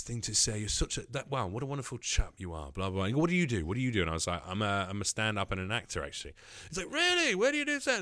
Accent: North Macedonia; moved away; I'm from Macedonia

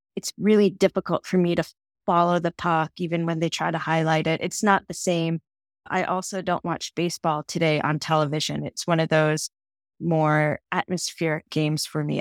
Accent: just outside of Boston, Massachusetts, United States; I was born and raised just outside of Boston, Massachusetts

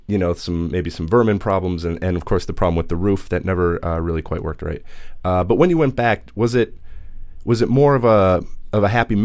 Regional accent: Minneapolis, Minnesota, United States; I'm from Minneapolis

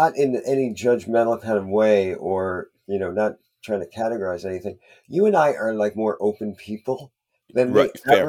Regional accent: Plainfield, New Jersey, United States; I grew up in Plainfield, New Jersey

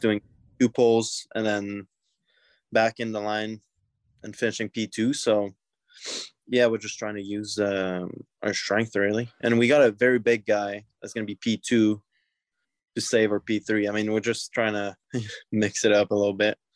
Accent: Quebec, Canada; I'm from Quebec

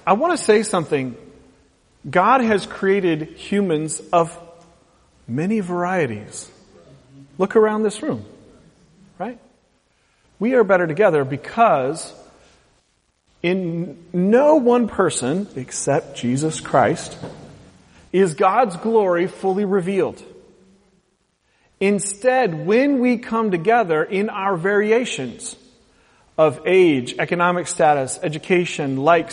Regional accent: West Coast, United States; I talk like everybody on TV because I'm from the West Coast. So I don't have an accent.

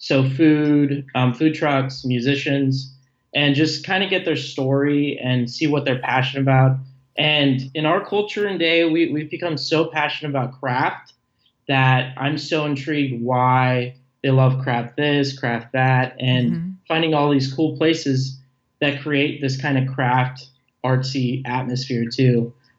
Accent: Las Vegas, Nevada, United States; I'm originally from Las Vegas, Nevada. So like some of the phrasing and accents are a little different for me.

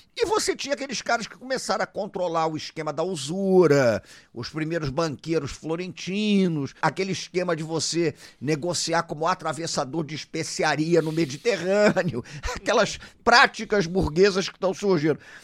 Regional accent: Rio de Janeiro, Brazil; Eu sou do Rio de Janeiro

